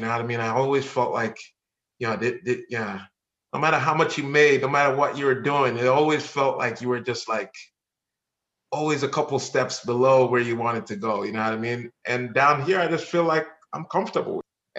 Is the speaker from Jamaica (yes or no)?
yes; Jamaica; now in Florida, United States; Yeah, as a Jamaican, yeah, you gotta put in the work. So so I put in the work and yeah, saved up some money and moved to Florida